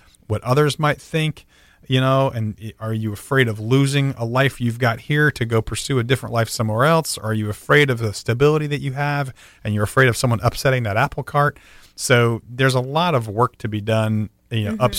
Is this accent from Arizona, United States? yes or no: no; Central Florida, United States; My parents were both sort of Midwestern people. Growing up in Central Florida.